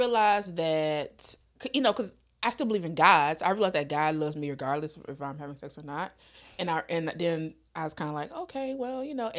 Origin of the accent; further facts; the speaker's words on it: North Carolina, United States; I'm from North Carolina. Mm-hmm. I grew up in church, very religious household.